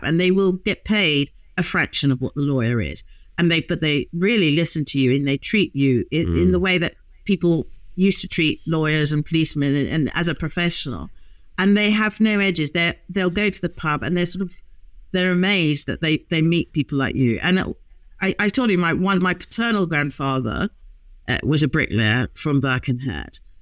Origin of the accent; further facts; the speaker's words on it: Hong Kong; moved away; I grew up in Hong Kong